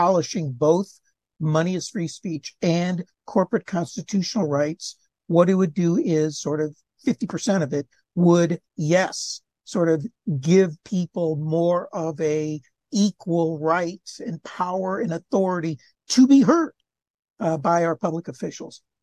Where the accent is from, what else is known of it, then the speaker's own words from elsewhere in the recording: Cleveland, Ohio, United States; I'm from Cleveland area